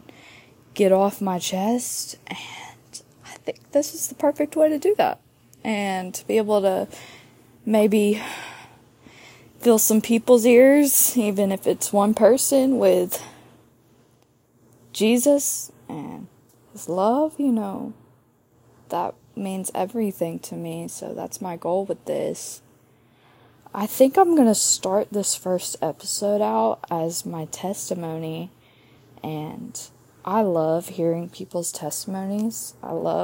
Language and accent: English; Starkville, Mississippi, United States; grew up in Starkville, Mississippi, home of the Bulldogs